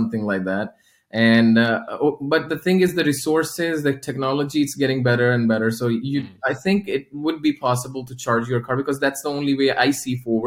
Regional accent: Lahore, Punjab, Pakistan; moved away as an adult; also born or lived in Oman; now in Sweden; I actually belong to Pakistan and I come from Pakistan.

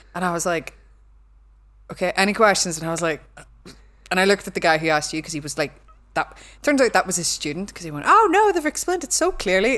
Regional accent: Belfast, Northern Ireland, United Kingdom; accent: Belfast; my accent, like, no one corrects me 'cause they think it's, like, a Belfast thing

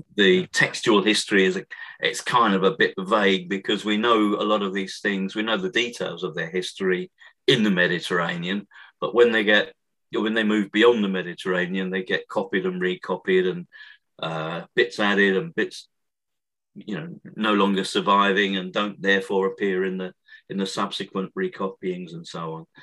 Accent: Thundersley, East of England, United Kingdom; I grew up in Essex, uh, which is to the east of London

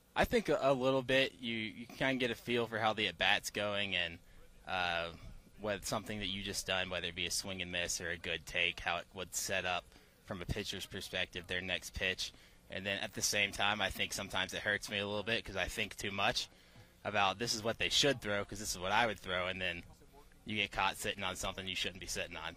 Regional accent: Williamson, Georgia, United States; also born or lived in Stockbridge, Georgia; I'm from Pike County, Georgia, a little town of Williamson.

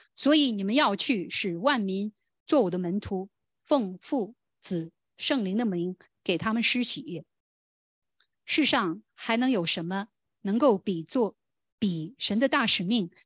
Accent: China; 我们中国人

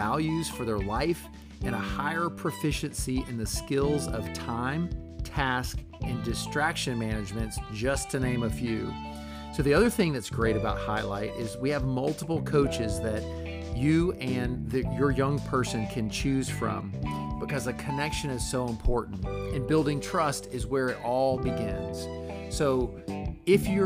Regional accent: Gainesville, Florida, United States; now in Orlando, United States; I grew up in Gainesville, so it's just impossible to like Florida State.

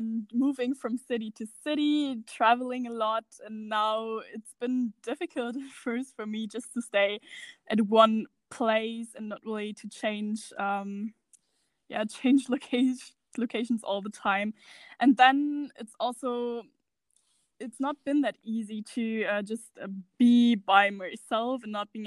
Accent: Germany; I'm from Germany

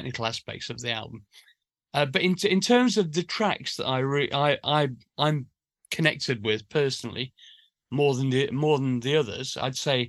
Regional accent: Sheffield, Yorkshire and the Humber, United Kingdom; we grew up in Sheffield, a big industrial town

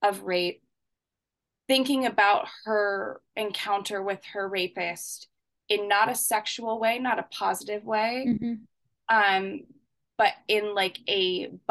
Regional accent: Canada; I'm Canadian.

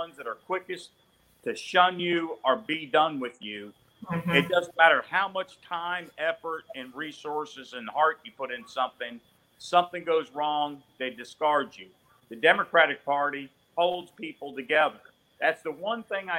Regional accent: Jupiter, Florida, United States; now in Mobile, United States; where I grew up in Jupiter, now in Mobile, Alabama

